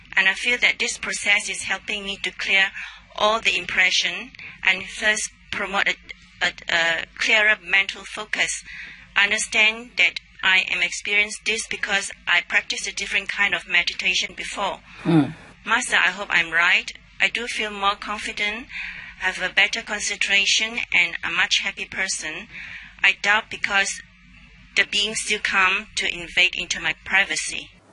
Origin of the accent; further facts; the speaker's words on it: Australia; I'm from Australia